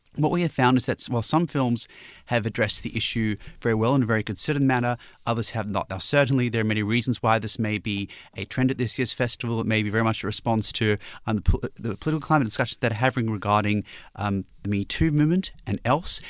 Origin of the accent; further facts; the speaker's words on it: Newcastle, New South Wales, Australia; Newcastle, my hometown's next